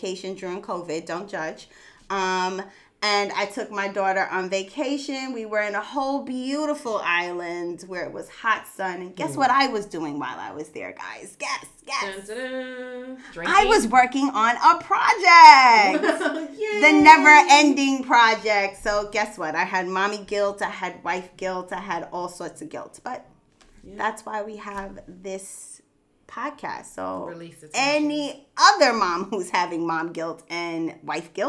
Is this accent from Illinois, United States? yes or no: no; New York City, New York, United States; I am from Brooklyn, raised in Brooklyn, born in Brooklyn, live in Brooklyn, BK all day